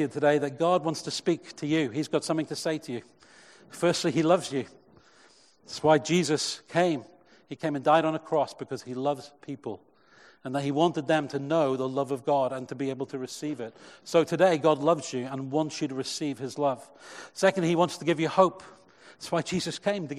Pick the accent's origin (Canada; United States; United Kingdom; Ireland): United Kingdom; Cheltenham, South West England; when I was a youth leader in my first church growing up in Cheltenham